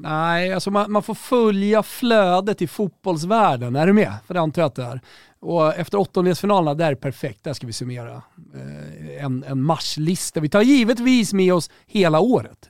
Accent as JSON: {"language": "Swedish", "country": "Sweden", "said": "här hemma i Sverige"}